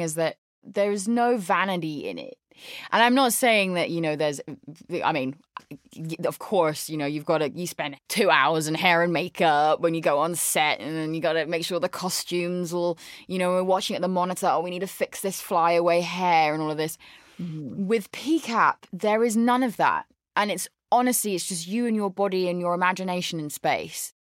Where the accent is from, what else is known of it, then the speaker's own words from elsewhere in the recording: London, United Kingdom; moved away as an adult; now in Los Angeles, United States; I grew up in London in the UK. There's the accent.